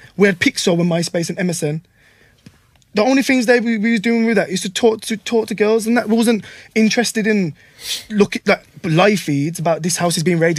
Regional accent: Wolverhampton, West Midlands, United Kingdom; I'm from Park Village, I grew up in Park Village.

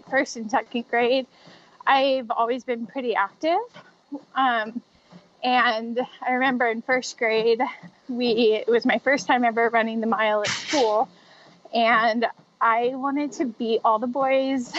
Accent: Spokane, Washington, United States; Spokane, Washington, where it's my hometown. It's where I still live.

